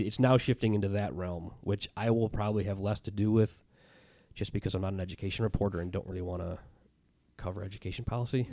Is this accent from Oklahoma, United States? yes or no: no; Chicago, Illinois, United States; moved away as an adult; a friend I grew up with in Chicago